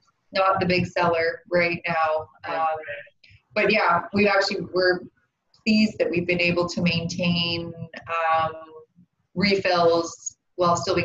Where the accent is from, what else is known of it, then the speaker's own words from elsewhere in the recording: Vancouver Island, British Columbia, Canada; I grew up on Vancouver Island